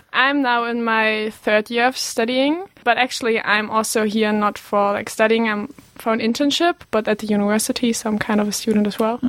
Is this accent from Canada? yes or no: no; western Germany, near Düsseldorf and Duisburg, North Rhine-Westphalia, Germany; English is a second language; moved away as an adult; also born or lived in Bremen, Germany; now in Aberdeen, United Kingdom; I'm originally from the western part, close to Düsseldorf and Duisburg